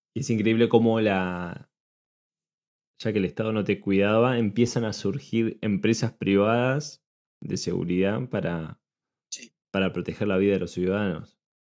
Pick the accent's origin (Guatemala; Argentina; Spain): Argentina; yo lo veo como argentino